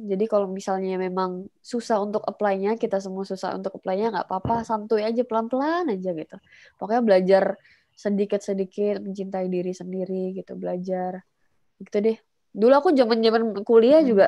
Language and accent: Indonesian; Jakarta, Indonesia; born there; also born or lived in Surabaya; Surabaya ngikut ngikut keluarga karena waktu itu keluarga pindah di Surabaya terus balik lagi ke Jakarta aku lahir di Jakarta